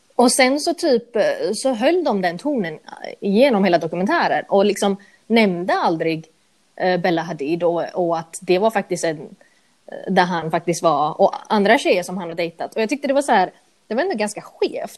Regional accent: Gothenburg, Västra Götaland, Sweden; Swedish is a second language; moved away as an adult; also born or lived in United States / United Kingdom; jag växte upp i Angered

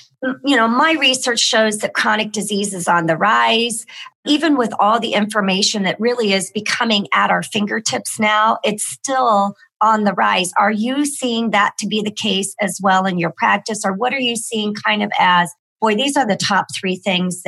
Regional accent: Midwest, United States; I grew up in the Midwest

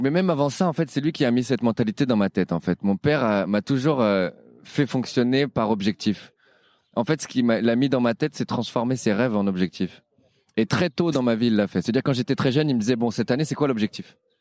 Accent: Paris, Île-de-France, France; je suis parisien

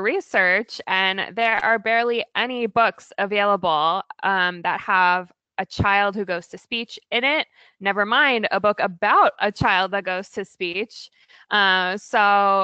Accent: Virginia, United States; also born or lived in California / Oregon / Maryland; now in Portland, United States; I grew up in Virginia, but we moved to the West Coast

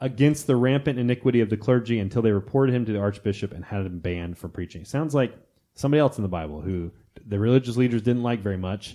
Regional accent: United States; I'm American

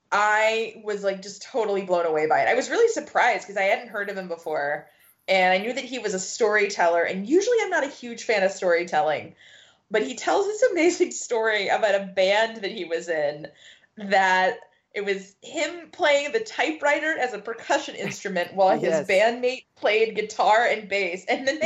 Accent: Midwest, United States; I'm from the Midwest.

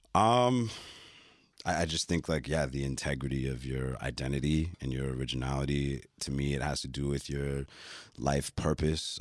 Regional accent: Toronto, Ontario, Canada; also born or lived in Flemingdon Park, Toronto; born in Flemington Park, but I came of age in the Esplanade, downtown Toronto

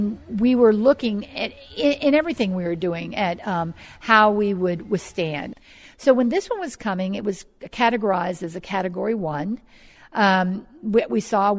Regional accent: New Orleans, Louisiana, United States; moved away as an adult; also born or lived in California; now in Bay St. Louis, United States; I'm from New Orleans, and I actually remember going through Betsy when I was young

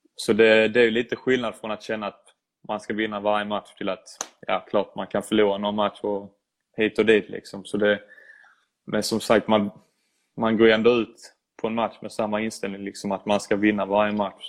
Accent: Sweden; moved away as an adult; now in Bologna, Italy; som svensk

